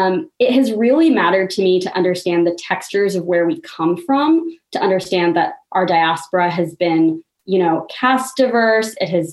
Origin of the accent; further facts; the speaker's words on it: United States; I grew up in the suburbs, which I thought were total no places, like cookie cutter homes. The subdivision I grew up in was called Deerfield East 2, like not even Deerfield East